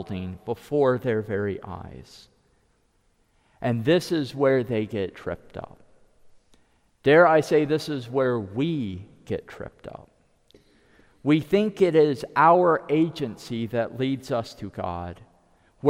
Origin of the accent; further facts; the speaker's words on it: United States; first language English; as an American